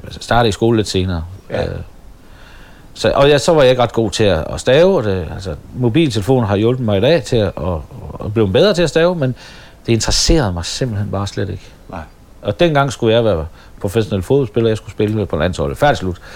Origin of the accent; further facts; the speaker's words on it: Støvring, North Denmark Region, Denmark; så kunne jeg godt mærke, at jeg var kommet væk fra Støvring med alle mine kammerater.